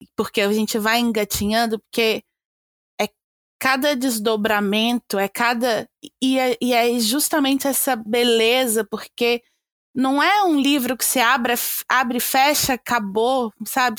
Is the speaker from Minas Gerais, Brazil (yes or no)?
yes; Minas Gerais, Brazil; now in United Kingdom; Eu sou de Minas